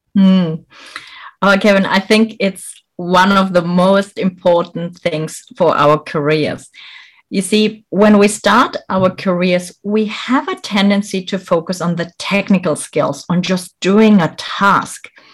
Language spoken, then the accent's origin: English; Germany; moved away as an adult; also born or lived in Bolivia / France / United Kingdom / Malaysia; I was born in Bolivia, South America. I grew up here in Germany.